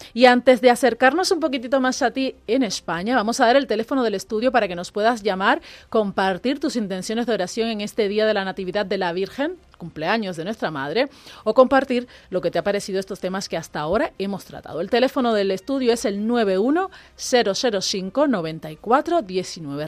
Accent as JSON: {"language": "Spanish", "country": "Cuba", "moved": "yes", "lives_now": "Spain", "said": "yo como cubana"}